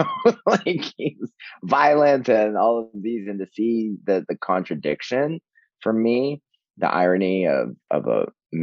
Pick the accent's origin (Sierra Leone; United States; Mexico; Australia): Mexico; born there; I'm the only Mexican because I was born in Mexico